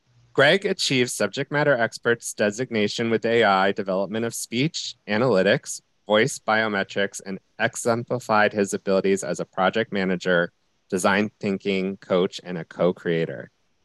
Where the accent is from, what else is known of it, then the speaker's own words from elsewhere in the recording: United States; now in Canada; as the American on this podcast in Canada